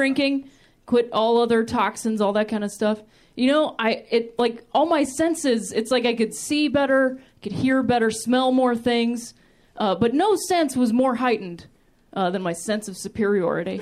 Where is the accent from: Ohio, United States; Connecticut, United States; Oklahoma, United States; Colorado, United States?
Ohio, United States; I grew up in Ohio, which I like to call the thinking man's Indiana